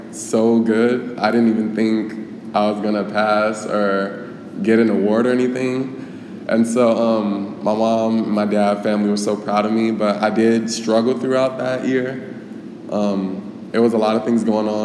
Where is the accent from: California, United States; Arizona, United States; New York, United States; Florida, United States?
Arizona, United States; Glendale; I grew up in Glendale, of course, born and raised here